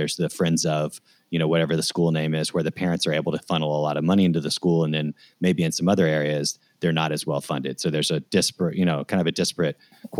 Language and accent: English; Tennessee, United States; also born or lived in Seattle; now in Chicago, United States; I'm actually from Tennessee via Seattle to here, but I've been here for 11 years.